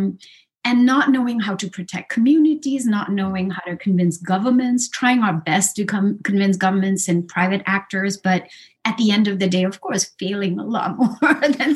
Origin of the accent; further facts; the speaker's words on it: Sikkim, India; I come from this really small place called Sikkim in which is south of Tibet and sort of sandwiched between Nepal and Bhutan. It's a northeastern state in India.